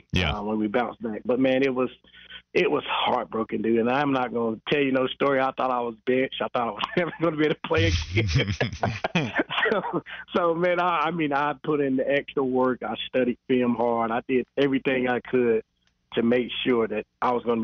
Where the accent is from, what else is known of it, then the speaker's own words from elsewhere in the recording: Charlotte, North Carolina, United States; I'm back in my hometown. This is my state. Let's go. We're back in Charlotte